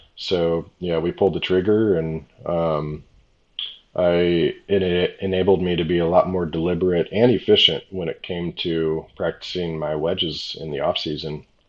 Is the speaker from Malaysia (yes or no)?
no; La Quinta, California, United States; It was an e-golf event back in my hometown in um, La Quinta, California